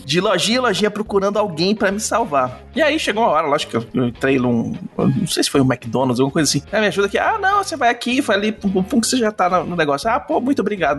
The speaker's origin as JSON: {"language": "Portuguese", "country": "Brazil", "said": "Eu não sei falar francês, eu sou brasileiro"}